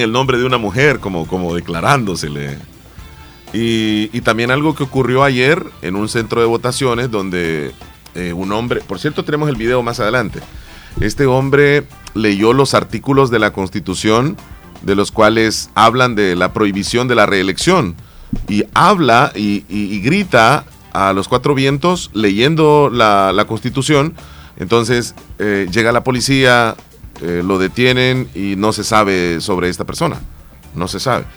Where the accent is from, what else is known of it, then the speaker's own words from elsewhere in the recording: El Salvador; Al final somos salvadoreños